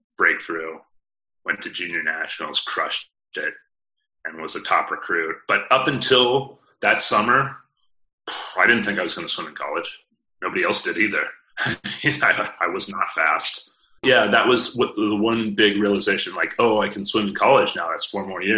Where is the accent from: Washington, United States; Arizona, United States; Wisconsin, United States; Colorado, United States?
Arizona, United States; Phoenix; 33 cousins all on my mother's side growing up in Phoenix, Arizona.